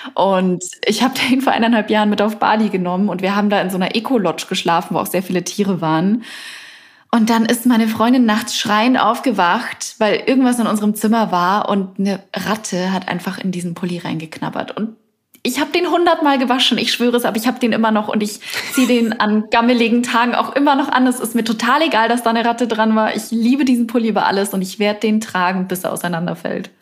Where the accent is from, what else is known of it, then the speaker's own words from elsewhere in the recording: Bavaria, Germany; moved away; ich komme ursprünglich aus Bayern